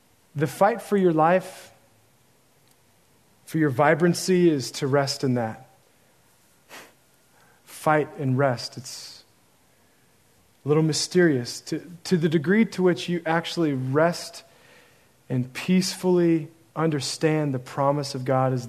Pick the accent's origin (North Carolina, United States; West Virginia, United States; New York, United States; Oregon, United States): Oregon, United States; now in San Marcos, United States; I'm from Oregon